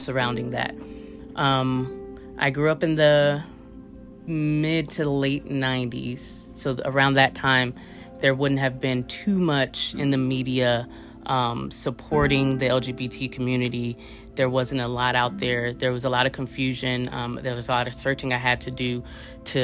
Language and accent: English; Oakland, California, United States; I'm originally from West Oakland, California, so right across the bay from San Francisco, California